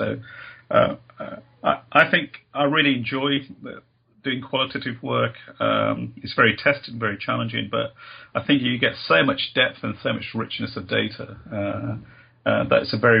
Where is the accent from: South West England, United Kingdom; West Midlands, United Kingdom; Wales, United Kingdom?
West Midlands, United Kingdom; Birmingham; growing up in Birmingham in a multicultural, diverse inner city area in the Birmingham in England